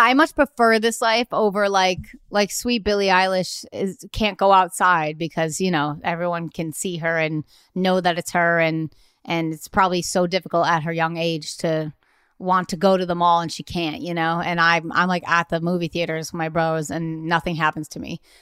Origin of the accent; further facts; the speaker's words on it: Nantucket, Massachusetts, United States; also born or lived in Cape Cod; I'm from, um, Cape Cod, but I was born and raised on Nantucket, but I went to high school in Cape Cod